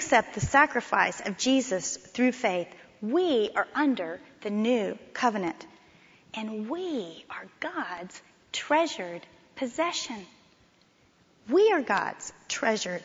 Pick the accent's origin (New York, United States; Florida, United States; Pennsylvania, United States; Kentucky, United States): Florida, United States; Miami; moved away as an adult; also born or lived in Texas; When I came to TCU from Miami, Florida, I'd never been to Texas before